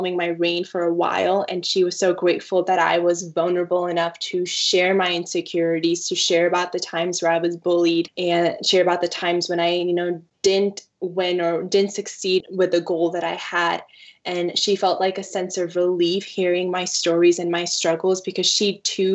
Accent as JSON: {"language": "English", "region": "Washington", "country": "United States", "tie": "born or raised there", "also_born_or_lived": "Punjab, India / Colville, Washington / Moses Lake, Washington / George, Washington"}